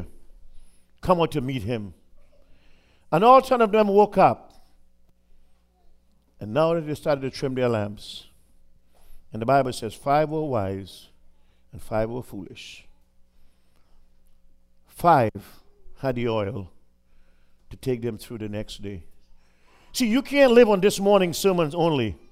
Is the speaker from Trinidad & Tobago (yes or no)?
yes; Trinidad & Tobago; moved away; I was in back in my home country of Trinidad